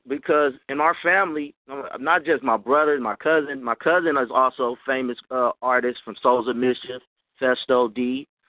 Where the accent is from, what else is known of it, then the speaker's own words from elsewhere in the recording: Oakland, California, United States; Even though I'm from California, I'm from Oakland